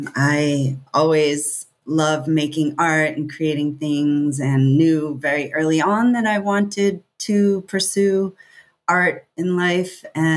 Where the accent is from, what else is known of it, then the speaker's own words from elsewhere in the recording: East Coast, United States; moved away as an adult; also born or lived in Santa Fe, New Mexico; now in California, United States; growing up on the East Coast. And I lived in Santa Fe for 13 years